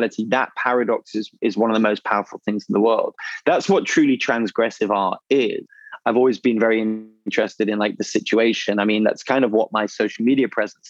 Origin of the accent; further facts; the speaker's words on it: England, United Kingdom; as an English person